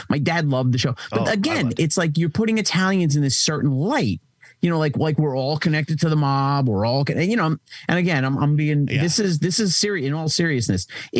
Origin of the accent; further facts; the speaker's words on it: New York City, New York, United States; now in upstate New York, United States; I'm from Brooklyn as well. I just live upstate.